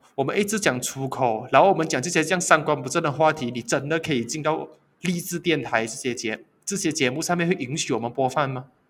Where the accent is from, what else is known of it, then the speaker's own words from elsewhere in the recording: Malaysia; 其实我是马来西亚人